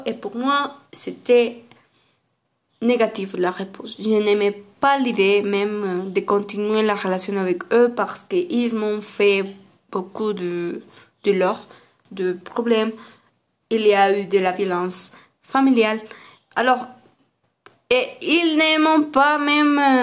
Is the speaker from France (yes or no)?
no; Aguascalientes, Mexico; French is a second language; Moi, je suis d'Aguascalientes.